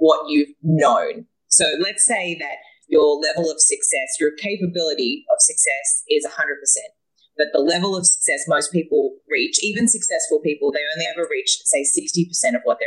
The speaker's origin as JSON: {"language": "English", "country": "Australia", "moved": "yes", "said": "I am a Australian woman that travels the world."}